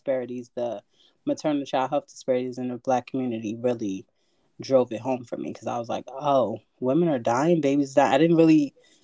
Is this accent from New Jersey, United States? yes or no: no; New York City, New York, United States; moved away as an adult; now in Connecticut, United States; I'm from the Bronx